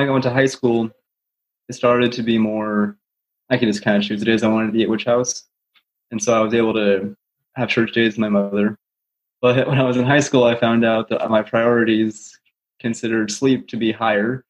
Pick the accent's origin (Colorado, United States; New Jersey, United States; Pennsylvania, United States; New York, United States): Colorado, United States; also born or lived in Des Moines, Iowa; I was born in Des Moines, but when I was two, I moved out to Colorado